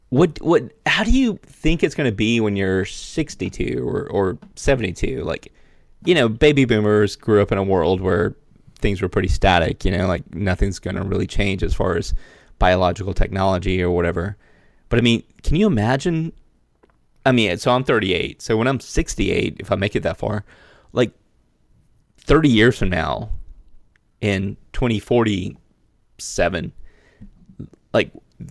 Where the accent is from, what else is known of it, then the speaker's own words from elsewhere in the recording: Mullins, South Carolina, United States; I grew up in Mullen, South Carolina, which was like one of the leading tobacco markets in North America in the 70s and 80s.